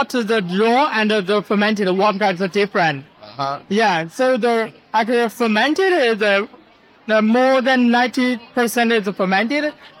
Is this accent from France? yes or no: no; Yunnan, China; now in Toronto, Canada; Yeah, I come from the Yunnan province.